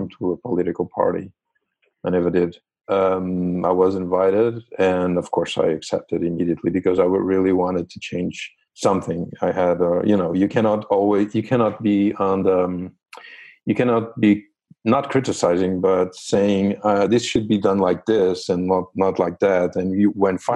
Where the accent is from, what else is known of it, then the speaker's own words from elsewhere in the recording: Azores, Portugal; moved away as an adult; also born or lived in Lisbon; I'm from the Azores originally